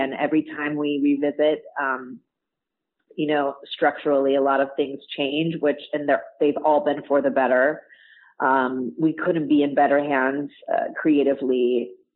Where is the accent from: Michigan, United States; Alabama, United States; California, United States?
California, United States; Orange County; I grew up in Orange County, so, you know, Disney has been in my blood for my entire life